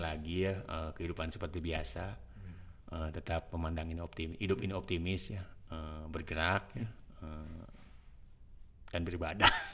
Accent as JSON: {"language": "Indonesian", "town": "Bandung", "region": "West Java", "country": "Indonesia", "tie": "born or raised there", "said": "Kampung saya dekat sama Stadion Persib"}